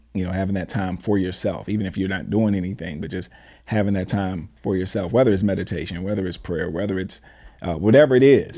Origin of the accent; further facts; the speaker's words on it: Washington, District of Columbia, United States; I'm from D C